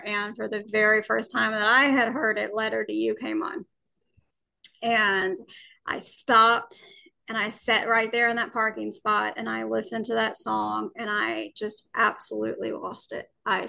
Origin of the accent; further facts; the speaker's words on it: Alabama, United States; Well, I was born and raised in Alabama.